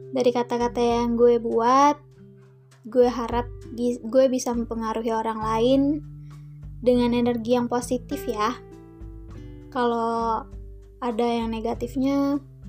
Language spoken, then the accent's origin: Indonesian; Indonesia; gue orang Melayu hmm, bukan dari Malaysia gue asli orang Indonesia